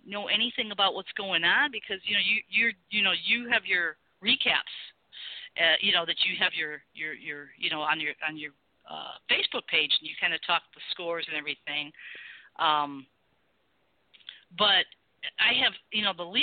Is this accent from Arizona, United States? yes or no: no; Chicago, Illinois, United States; I'm from Chicago. So I kind of – you know, I have that little ka sound